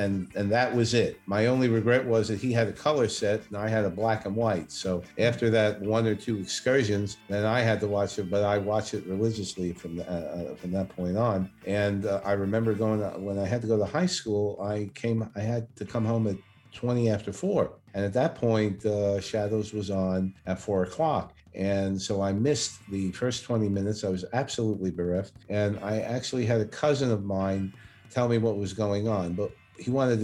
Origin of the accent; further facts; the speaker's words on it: New York City, New York, United States; accent: New York, Brooklyn; I'm a Brooklyn native, first of all, and I'm sure you can all hear my New York accent, my Brooklyn accent.